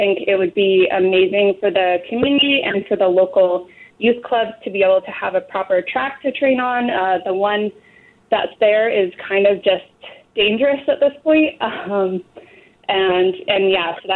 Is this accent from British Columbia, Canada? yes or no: yes; Parksville, British Columbia, Canada; I am from Parksville, a small community on Vancouver Island outside of Nanaimo